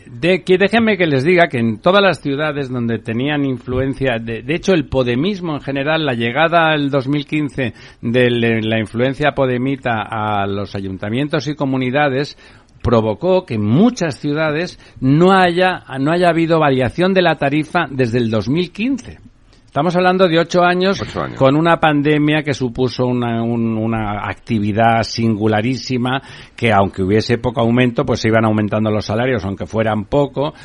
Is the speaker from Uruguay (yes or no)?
no; Barcelona, Catalonia, Spain; yo soy de Barcelona